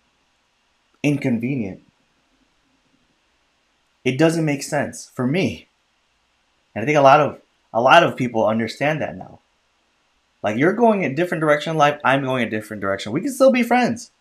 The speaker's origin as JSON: {"language": "English", "town": "Chicago", "region": "Illinois", "country": "United States", "tie": "born or raised there", "also_born_or_lived": "California", "said": "born in California, and then I grew up in Chicago, and then we moved to the suburbs when I was like in sixth grade"}